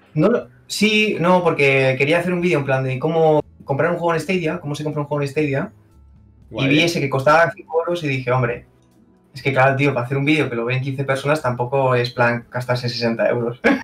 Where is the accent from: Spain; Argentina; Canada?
Spain; Cerdanyola del Vallès, Catalonia; soy de Sarrañola